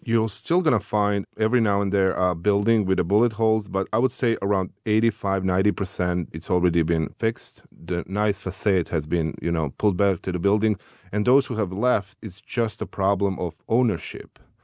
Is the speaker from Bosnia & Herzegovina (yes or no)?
yes; Bosnia & Herzegovina; we have been refugees within our own country as a part of, uh, ethnic cleansing in the certain areas that we live. So I spent, uh, roughly nine years, uh, outside of my hometown